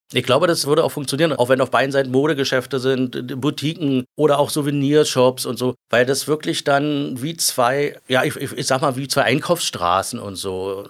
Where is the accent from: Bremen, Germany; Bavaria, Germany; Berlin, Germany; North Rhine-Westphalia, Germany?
Berlin, Germany; also born or lived in Lankwitz, Berlin / Glienicke/Nordbahn, Brandenburg; Ich bin ja, wie gesagt, der geborene Zehlendorfer. Ich bin in Düppelsüd aufgewachsen, also genau gegenüber von Kleinmachnow